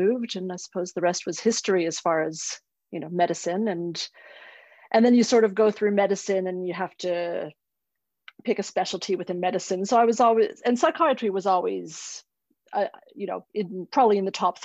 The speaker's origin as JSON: {"language": "English", "country": "Canada", "tie": "born or raised there", "also_born_or_lived": "Sydney, Australia / Melbourne, Australia", "moved": "as an adult", "lives_now": "Australia", "said": "I grew up in Canada."}